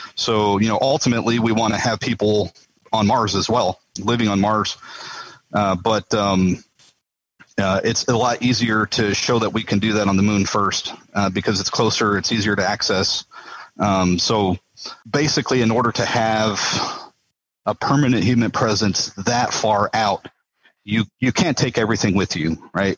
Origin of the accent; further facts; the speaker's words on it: Las Cruces, New Mexico, United States; now in Houston, United States; I was born and raised in Las Cruces, New Mexico